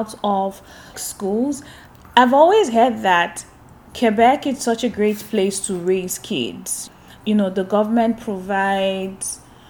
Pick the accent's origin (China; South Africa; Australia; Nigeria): Nigeria; now in Canada; growing up in Nigeria and going to schools in Nigeria